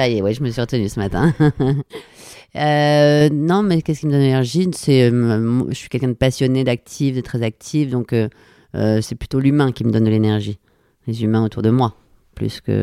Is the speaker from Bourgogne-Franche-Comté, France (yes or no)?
no; Paris, Île-de-France, France; je suis née à Paris, je suis totalement parisienne, j'ai grandi à Paris.